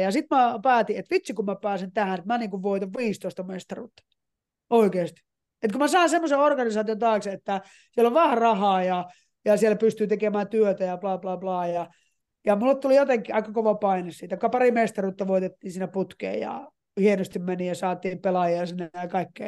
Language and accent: Finnish; Finland; moved away as an adult; also born or lived in United States; mä tulin Suomeen